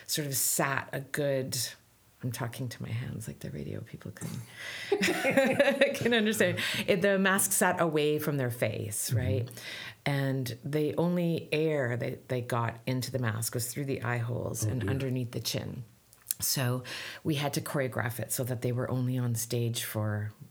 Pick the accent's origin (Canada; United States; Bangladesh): Canada; I'm Canadian